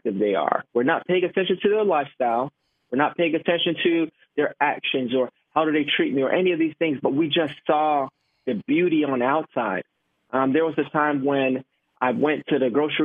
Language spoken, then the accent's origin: English; Miami, Florida, United States; moved away as an adult; now in Tampa, United States; I'm born and raised in Miami, Florida, Jamaican background